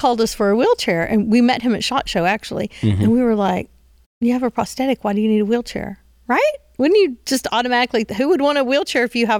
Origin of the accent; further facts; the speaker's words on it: Hillsboro, Texas, United States; Well, I'm from Hillsboro.